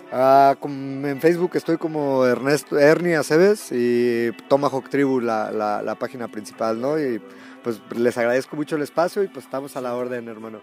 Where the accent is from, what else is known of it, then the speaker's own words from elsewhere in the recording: Guadalajara, Jalisco, Mexico; soy de aquí de Guadalajara.